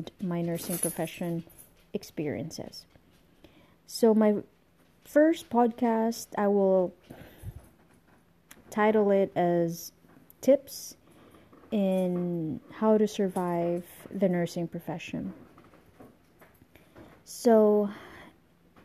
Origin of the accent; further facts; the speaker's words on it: Philippines; moved away as an adult; now in United States; I was born in the Philippines. I'm a Filipino and I came over here in the United States when I was 24 years old